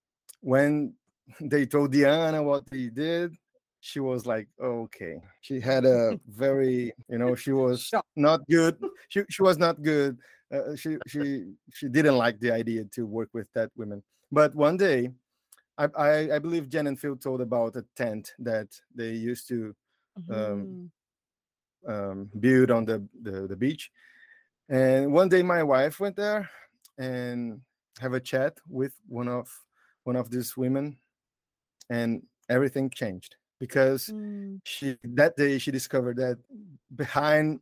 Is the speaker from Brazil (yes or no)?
yes; João Pessoa, Paraíba, Brazil; English is a second language; I'm Brazilian, so that's why you're gonna hear some weird English. And I'm from João Pessoa, is the name of the city.